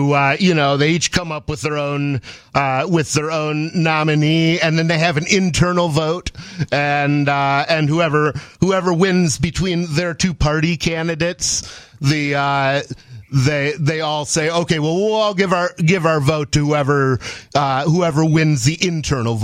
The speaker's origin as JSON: {"language": "English", "town": "Ann Arbor", "region": "Michigan", "country": "United States", "tie": "born or raised there", "said": "I grew up in Ann Arbor, Michigan"}